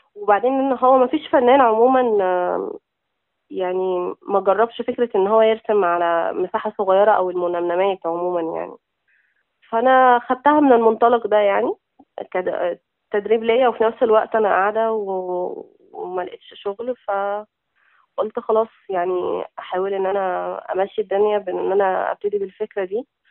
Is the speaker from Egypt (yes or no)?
yes; Zarqa, Damietta Governorate, Egypt; moved away as an adult; إحنا من منطقة اسمها الزرقاء. طبعاً محافظة دمياط